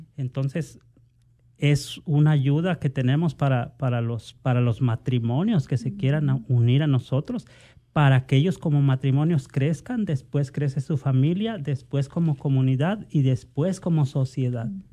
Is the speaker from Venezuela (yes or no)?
no; Mexico; moved away; yo provengo de México